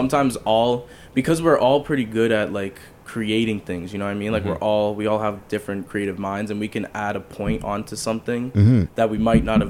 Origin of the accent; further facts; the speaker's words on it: Hamilton, Ontario, Canada; Hamilton, man.